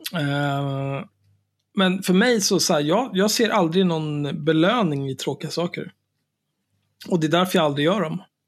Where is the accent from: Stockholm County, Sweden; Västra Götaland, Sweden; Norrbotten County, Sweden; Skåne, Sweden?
Stockholm County, Sweden; Stockholm; Jag är ju född och uppvuxen på Söder.